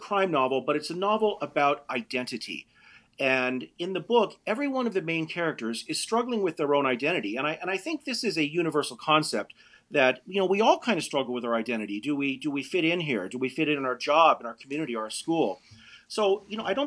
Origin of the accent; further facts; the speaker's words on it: Denver, Colorado, United States; Denver is my hometown. So I was raised here in the roughest neighborhood in all of Denver